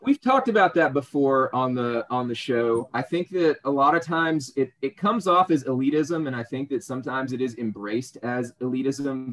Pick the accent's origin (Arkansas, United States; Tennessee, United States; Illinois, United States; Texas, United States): Arkansas, United States; El Dorado; moved away as an adult; now in South Carolina, United States; I'm from El Dorado, Arkansas